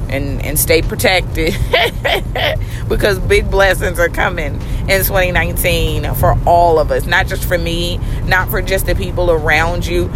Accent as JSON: {"language": "English", "town": "Baltimore", "region": "Maryland", "country": "United States", "moved": "yes", "said": "I am from Baltimore, and I am a little over a week away from being able to go home to see my mommy and my grandmother and my family"}